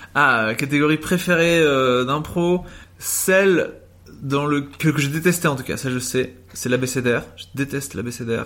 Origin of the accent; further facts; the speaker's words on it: Uccle, Brussels-Capital Region, Belgium; je suis né du coup à Uccle, 1180